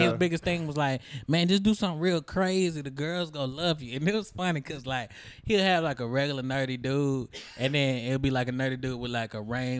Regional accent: San Francisco, California, United States; I was born and raised in San Francisco, bro.

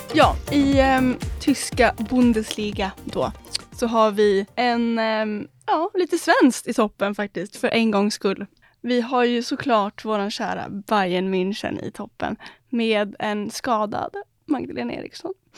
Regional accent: Sweden; som svensk

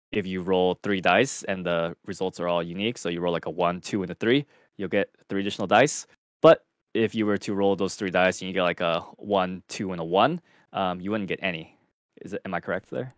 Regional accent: Southern California, United States; I am also Southern. I'm from Southern California.

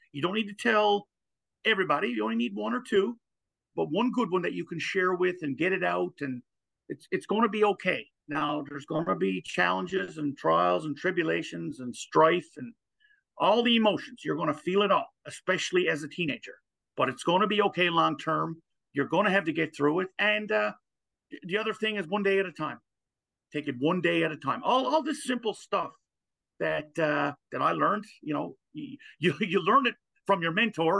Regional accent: Newfoundland and Labrador, Canada; Gander used to be another U.S. naval base here, and now it's a Canadian one in the province of Newfoundland

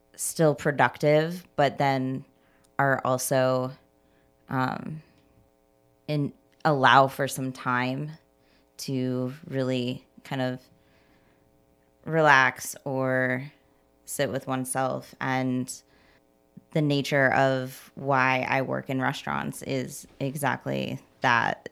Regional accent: Indiana, United States; now in Chicago, United States; I'm originally from Indiana, and I've been here in Chicago since, uh, two thousand seven

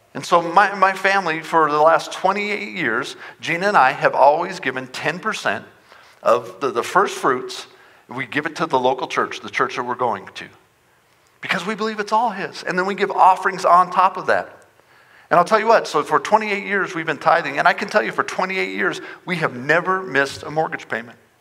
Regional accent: Front Range, Colorado, United States; moved away as an adult; now in Montrose, United States; I grew up on the Front Range

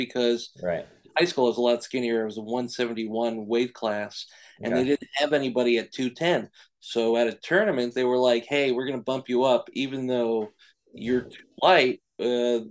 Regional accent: New York City, New York, United States; I grew up in Queens, New York.

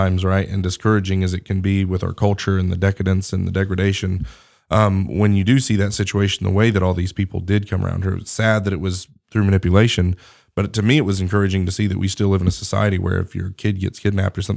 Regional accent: Colorado, United States; now in Alabama, United States; I came from Colorado that, you know, Colorado is a great place. Don't get me wrong. I enjoyed it. That's where I was born

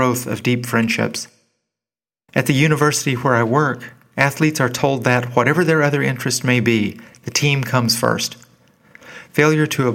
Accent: Arkansas, United States; my late adolescence and college years coincided with a golden age for the teams at the only major university in my home state of Arkansas

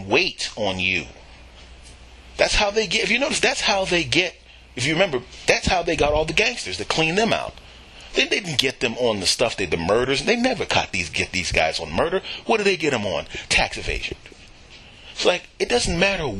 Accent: Philadelphia, Pennsylvania, United States; moved away; I am originally from Philadelphia

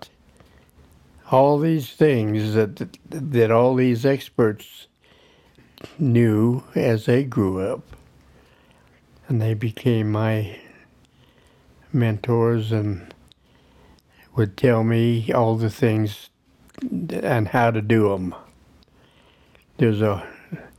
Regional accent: Vail, United States; also born or lived in Emmett; this land was in Vail, and it was soon to become my only home that I remember

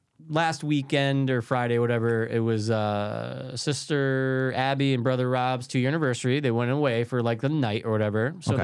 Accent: Russia; English is a second language; I come from Russia.

